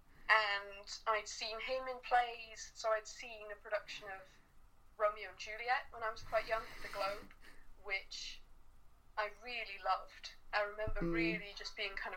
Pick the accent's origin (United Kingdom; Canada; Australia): United Kingdom; Cardiff, Wales; growing up in Cardiff, there wasn't nearly as much theatre in Cardiff as there is now